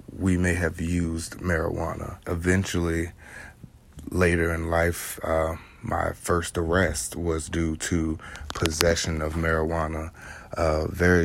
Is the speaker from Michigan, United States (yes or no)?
no; North Chesterfield, Virginia, United States; born and raised in Chesterfield, Virginia, what is now North Chesterfield, Virginia